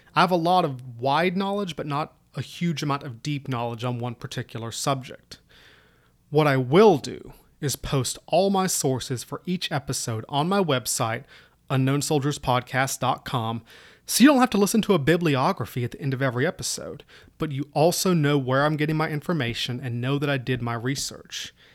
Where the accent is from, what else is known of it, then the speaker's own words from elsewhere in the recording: Southwest Virginia, United States; moved away as an adult; also born or lived in Kansas / Georgia / Korea / Middle East; I originally come from Southwest Virginia, right up near the Appalachians. So if my accent sounds weird, mm, that's why